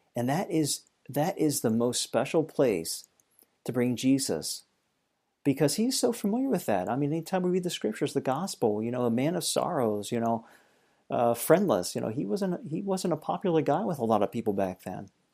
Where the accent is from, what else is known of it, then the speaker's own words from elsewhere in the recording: Lancaster, Pennsylvania, United States; moved away as an adult; now in New Hampshire, United States; I came to know Christ, uh, when I was thirteen at our home church back in Pennsylvania